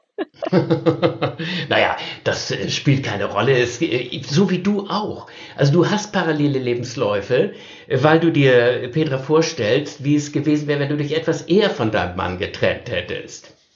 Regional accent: Northern Germany, Germany; ich als Norddeutscher

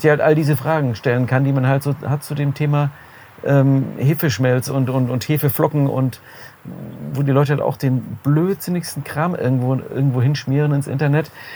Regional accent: Heidenheim, Baden-Württemberg, Germany; moved away as an adult; also born or lived in Essen; now in Solingen, Germany; ich komme aus Süddeutschland, einer kleinen Stadt dort, Heidenheim heißt sie bin dann wegen des Studiums nach Essen gezogen

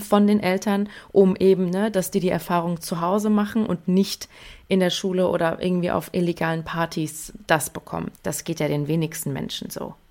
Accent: near Frankfurt, Hesse, Germany; ich komme aus Hessen, in der Nähe von Frankfurt

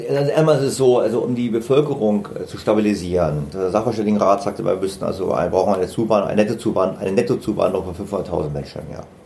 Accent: Germany; wir Deutschen

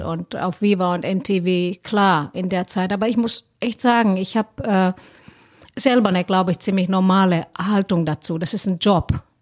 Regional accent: Helsinki, Uusimaa, Finland; moved away as an adult; now in Cologne, Germany; ich komme aus Helsinki ursprünglich, wohne, bin aber Kölsche Mädchen seit 2010

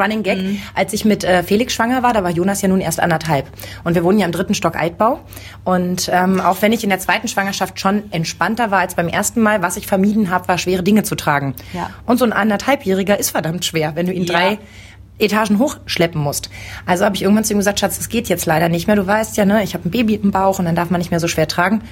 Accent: East Germany, Germany; ich bin noch im Osten groß geworden

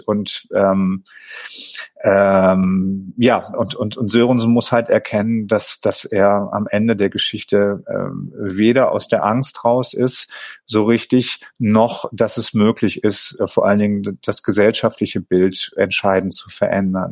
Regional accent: Tönning, Schleswig-Holstein, Germany; Ich komme ja gebürtig aus Tönning

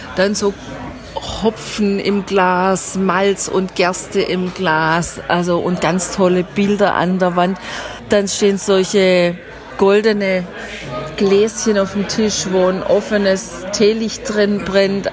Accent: Germany; bei uns in Deutschland

